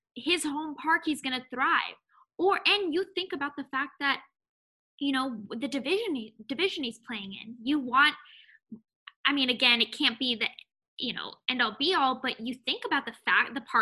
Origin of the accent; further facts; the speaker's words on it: NorCal, California, United States; a NorCal person growing up